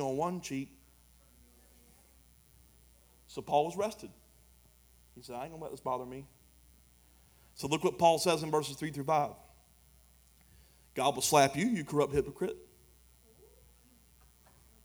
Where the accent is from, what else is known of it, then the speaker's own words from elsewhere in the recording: United States; I'm an American